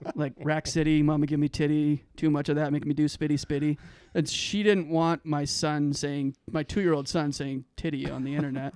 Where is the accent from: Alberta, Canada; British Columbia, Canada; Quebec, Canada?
Alberta, Canada; Calgary; now in Boise, United States; I'm from Calgary, Alberta